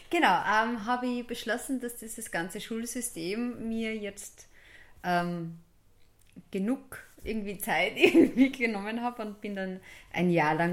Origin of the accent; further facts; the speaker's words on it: Steyr, Upper Austria, Austria; also born or lived in Kirchdorf an der Krems / St. Blasien bei Bad Hall; Ja, also ich bin in Kirchdorf an der Krems geboren, bin dann in der Stadt Steyr die ersten sechs Jahre aufgewachsen und sind dann nach St. Blasien bei Bad Hall übersiedelt.